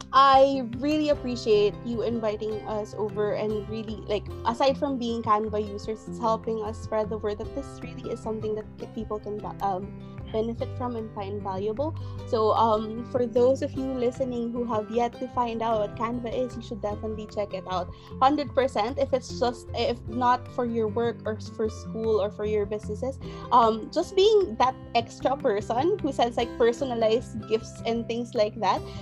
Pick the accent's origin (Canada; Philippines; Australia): Philippines; getting a job in the Philippines, sure, being Filipino mattered